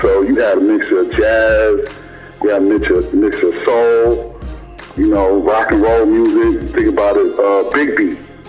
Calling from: Queens, New York, United States; from Queens.

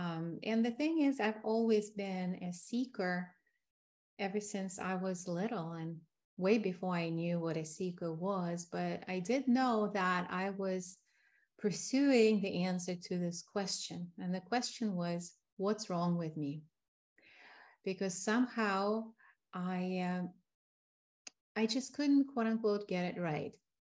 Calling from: Tucson, Arizona, United States; I am located in Tucson, Arizona, in the healing desert, surrounded by mountains.

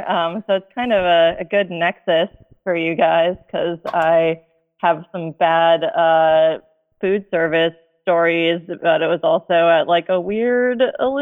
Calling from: Australia; I'm calling from Australia.

